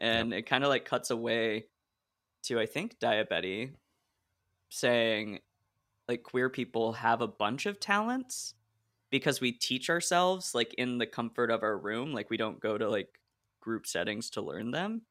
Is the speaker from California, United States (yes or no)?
no; Oregon, United States; moved away as an adult; also born or lived in Illinois; I grew up in Oregon, which is just one huge block of space, and then I went to school in Illinois